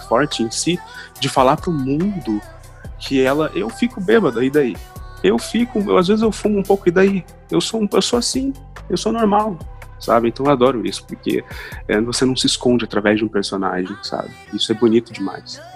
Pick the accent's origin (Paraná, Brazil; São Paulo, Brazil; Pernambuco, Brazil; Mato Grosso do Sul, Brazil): Paraná, Brazil; Londrina; first language Portuguese; also born or lived in Curitiba; eu nasci em Londrina, sou londrinense, fui criado sempre no centro de Londrina